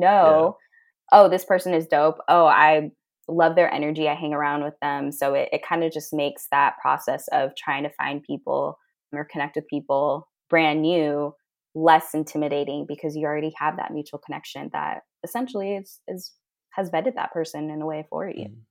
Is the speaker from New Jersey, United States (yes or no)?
no; Fairfield, California, United States; moved away; my hometown, Fairfield, back in California, incredibly diverse